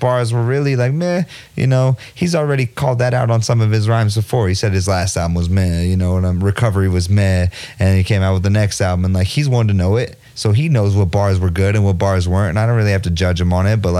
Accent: United States; We're all American

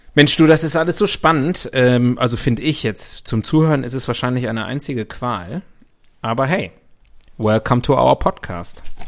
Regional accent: West Germany, Germany; In meiner Kindheit in Westdeutschland, in der BRD der 80er Jahre

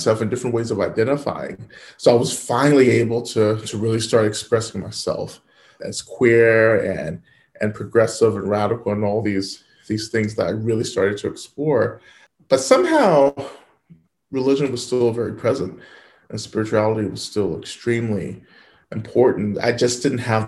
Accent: the South, United States; I grew up in the South

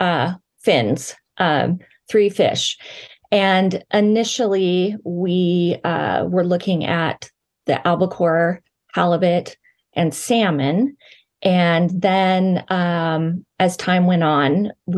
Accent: Pacific Northwest, United States; moved away; I'm from the Pacific Northwest

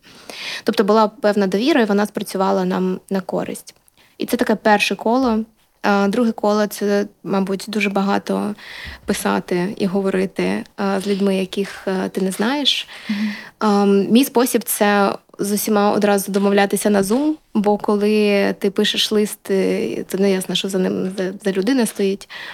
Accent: Luhansk, Luhansk Oblast, Ukraine; now in Kyiv, Ukraine; Я з Луганська

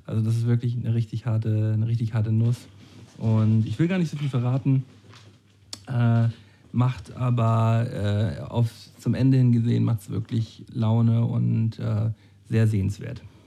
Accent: Flensburg, Schleswig-Holstein, Germany; Wir sind doch aus Flensburg

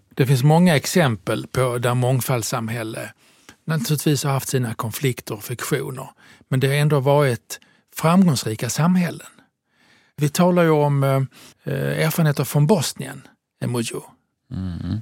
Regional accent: Southern Italy, Italy; now in Sweden; jag är född i södra Italien

